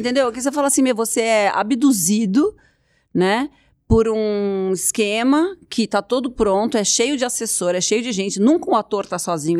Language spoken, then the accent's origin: Portuguese; Brazil; Eu sou brasileira